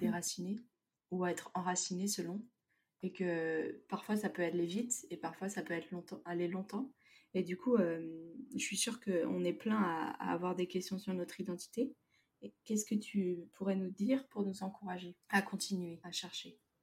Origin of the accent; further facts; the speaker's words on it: France; en tant que Français